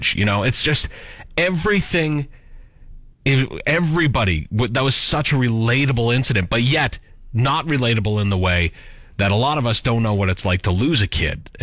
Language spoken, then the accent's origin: English; near Humboldt, Saskatchewan, Canada; so close to my hometown